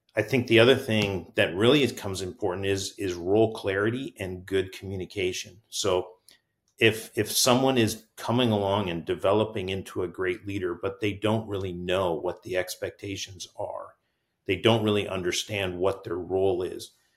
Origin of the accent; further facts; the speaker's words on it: Canada; now in Marysville, United States; I'm actually Canadian as well